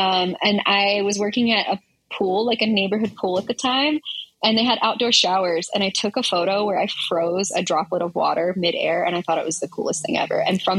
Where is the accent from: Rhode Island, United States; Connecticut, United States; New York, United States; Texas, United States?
Texas, United States; because I came from Texas, and I basically was working there and was able to transfer out to California